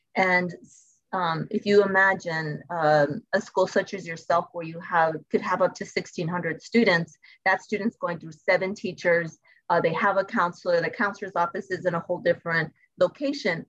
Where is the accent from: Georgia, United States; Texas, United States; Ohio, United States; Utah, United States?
Texas, United States; El Paso; I'm originally from El Paso